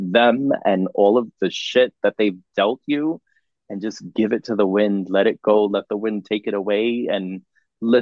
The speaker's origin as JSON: {"language": "English", "country": "United States", "said": "I'm an artist from America"}